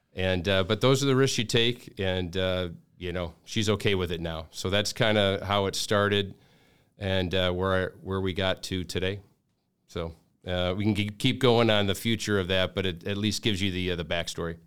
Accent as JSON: {"language": "English", "town": "Detroit", "region": "Michigan", "country": "United States", "tie": "born or raised there", "also_born_or_lived": "Grosse Pointe, Michigan / Southern California", "moved": "as an adult", "said": "born and raised in Detroit first, uh, then I spent some time in Grosse Pointe, went to high school at, uh, Grosse Pointe North"}